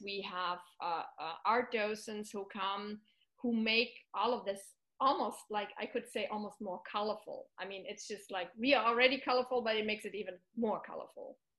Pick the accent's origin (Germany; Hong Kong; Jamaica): Germany; also born or lived in France / South Korea; now in California, United States; I was born in Germany.